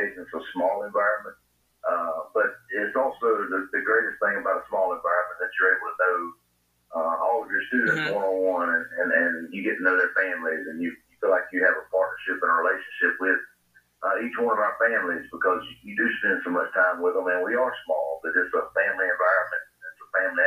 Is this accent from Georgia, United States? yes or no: yes; Swainsboro, Georgia, United States; I'm originally from Swainsboro, Georgia. I graduated from Swainsboro High School in 1998